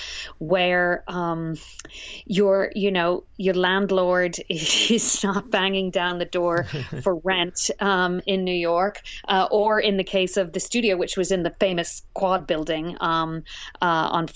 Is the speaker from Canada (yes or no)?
no; Cork, Munster, Ireland; moved away as an adult; also born or lived in Northern Ireland; now in Vermont, United States; born in the north of Ireland in the very troubled 70s. So we relocated to the south of Ireland where my father is from, and I grew up there in Cork and spent most of my life there until graduate school